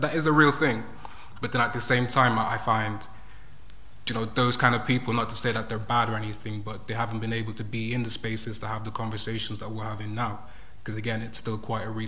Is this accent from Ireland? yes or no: yes; Ireland; I grew up in Ireland